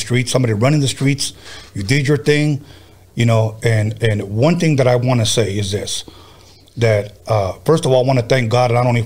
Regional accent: California, United States; I'm a Cali boy.

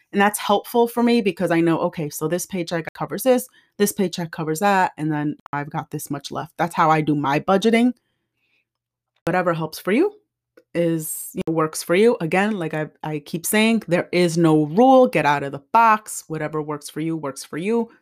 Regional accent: New Jersey, United States; I grew up in Jersey

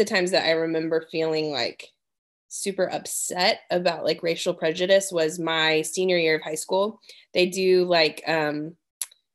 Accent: Dallas, Texas, United States; also born or lived in Washington, D.C.; now in Smyrna, United States; where I grew up in Dallas, it was pretty diverse

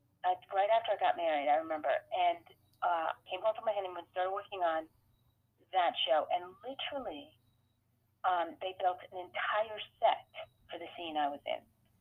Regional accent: Sacramento, California, United States; And then I'd be like, oh, I'm sorry, I'm from Sacramento. I don't know what you're saying, right?

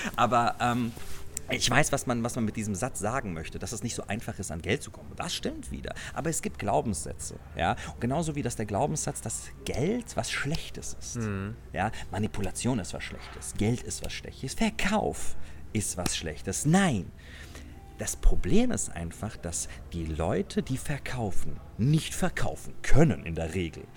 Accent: Germany; hier bei uns in Deutschland

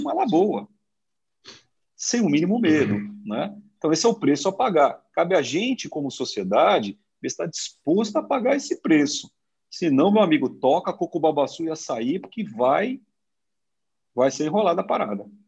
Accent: Brazil; eu sou brasileiro

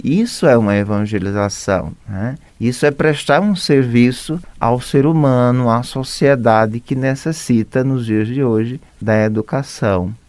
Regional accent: Alagoas, Brazil; moved away as an adult; also born or lived in Rondônia; now in Pouso Alegre, Brazil; Eu sou de Alagoas

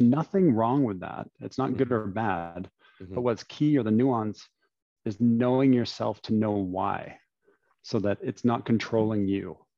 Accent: London, Ontario, Canada; was born and raised in London, Ontario

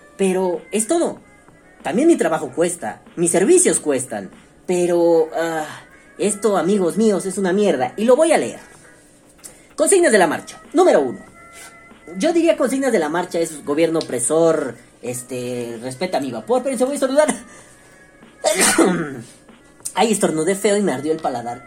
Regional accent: Mexico; como ciudadano mexicano

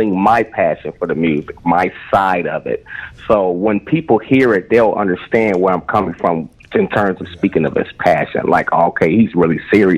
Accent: Chicago, Illinois, United States; I am a producer from Chicago.

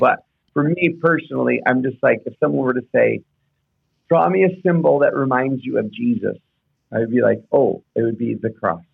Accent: Houston, Texas, United States; I grew up in Houston

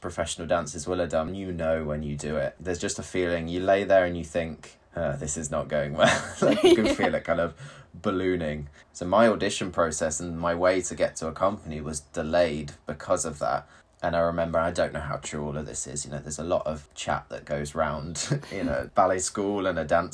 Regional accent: United Kingdom; first language English; moved away as an adult; also born or lived in Croatia; I was from the UK

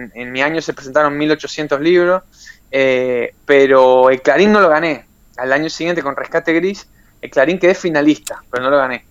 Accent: Puerto Deseado, Santa Cruz, Argentina; born or raised there; moved away as an adult; also born or lived in Ezeiza / Comodoro Rivadavia / Australia; now in Barcelona, Spain

